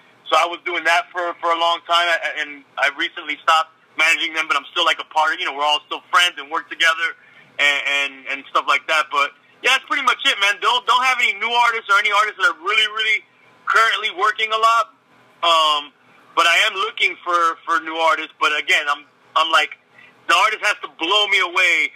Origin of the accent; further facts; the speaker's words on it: Miami, Florida, United States; also born or lived in Los Angeles, California; I'm Cuban from Miami, you know, via L.A. I was born in L.A., but in Miami